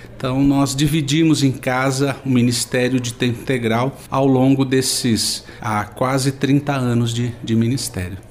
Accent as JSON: {"language": "Portuguese", "region": "São Paulo", "country": "Brazil", "tie": "born or raised there", "said": "eu sou do estado de São Paulo"}